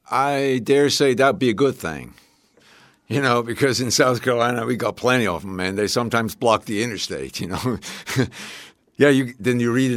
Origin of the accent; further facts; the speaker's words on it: Switzerland; moved away as an adult; now in United States; growing up in Switzerland in the 50s.